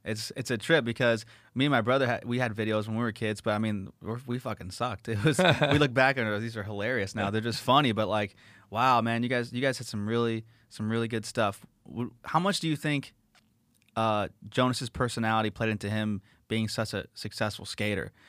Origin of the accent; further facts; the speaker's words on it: La Habra, California, United States; when I was a kid growing up in La Habra, California